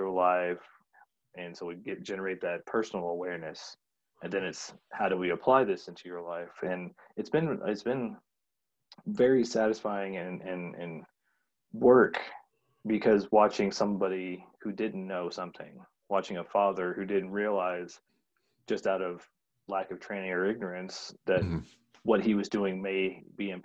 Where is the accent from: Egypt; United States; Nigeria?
United States; the South; moved away; I grew up in the South, and it started out as Southern Baptist